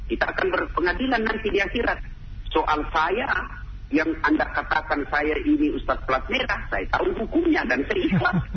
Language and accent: Indonesian; Pinrang, South Sulawesi, Indonesia; saya kan hampir dua kali sebulan mengunjungi ibu saya di kampung kampung saya namanya kota Pindrang hmm. Pindrang itu melewati Parepare